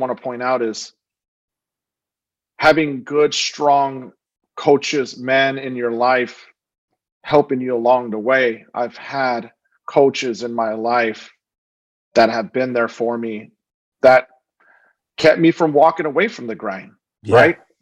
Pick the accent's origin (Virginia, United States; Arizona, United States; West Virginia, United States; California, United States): Arizona, United States; Phoenix; growing up in South Phoenix, at a time where it was a dangerous place to live